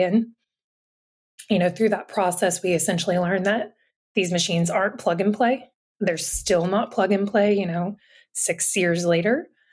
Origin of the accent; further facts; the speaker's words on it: Atlanta, Georgia, United States; moved away as an adult; also born or lived in North Carolina; I'm from the Atlanta area originally and went to Georgia Tech for undergrad